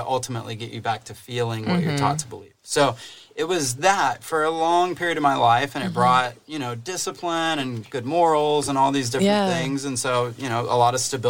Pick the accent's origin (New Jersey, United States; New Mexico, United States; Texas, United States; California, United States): Texas, United States; Dallas; we're both from the Dallas area.